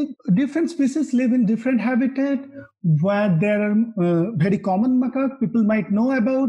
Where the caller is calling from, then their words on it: Bangalore, Karnataka, India; Today, I'm calling from Bangalore, India.